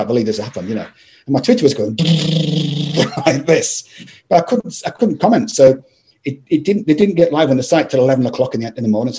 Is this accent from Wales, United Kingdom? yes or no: no; Scotland, United Kingdom; I'm from Scotland